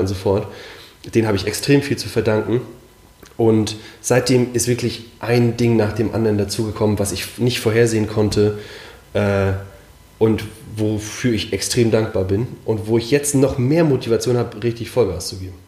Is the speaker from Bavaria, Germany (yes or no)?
no; Mecklenburg-Vorpommern, Germany; moved away; ich bin in Mecklenburg aufgewachsen